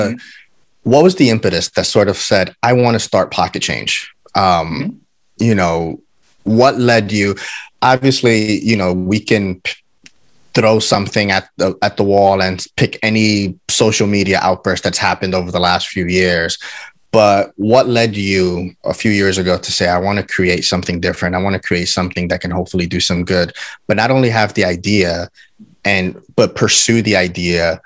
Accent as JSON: {"language": "English", "region": "New York", "country": "United States", "said": "I'm a New Yorker"}